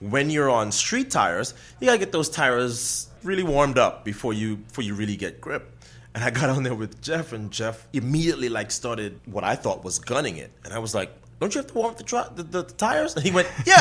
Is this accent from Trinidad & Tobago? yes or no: yes; Trinidad & Tobago; moved away; we both have Trinidadian parents, and I'm born and raised in Trinidad